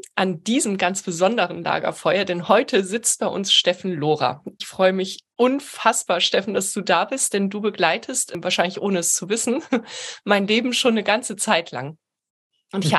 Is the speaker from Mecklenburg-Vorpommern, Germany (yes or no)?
no; Heidelberg, Baden-Württemberg, Germany; moved away as an adult; now in Hamburg, Germany; ich lebe in Hamburg und bin ursprünglich eben auch aus Heidelberg